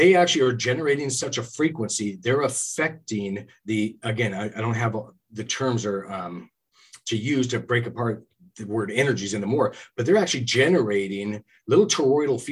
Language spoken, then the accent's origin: English; California, United States; also born or lived in Gold Bar, Washington; now in Washington, United States; I'm from California myself.